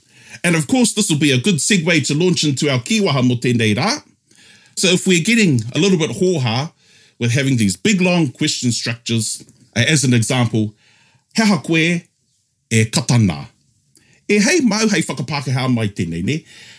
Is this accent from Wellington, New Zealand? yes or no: no; Tokoroa, Waikato, New Zealand; Growing up in Tokoroa, the 16th island of the Cook Islands